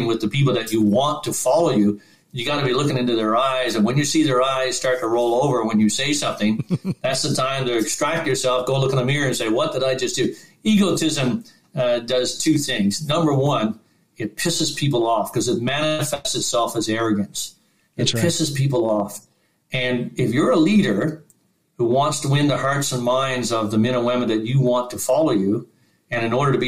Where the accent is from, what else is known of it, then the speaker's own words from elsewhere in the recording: Newfoundland and Labrador, Canada; I'm a Newfoundlander